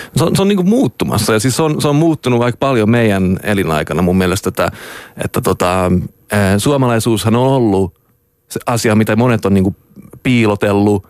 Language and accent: Finnish; Stockholm, Stockholm County, Sweden; also born or lived in Jönköping, Sweden; mä oon Tukholmasta